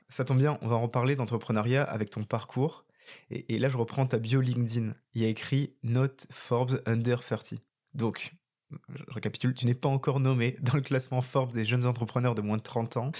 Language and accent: French; Bordeaux, Nouvelle-Aquitaine, France; moved away; je suis en direct depuis Bordeaux, ma ville de cœur, ma ville natale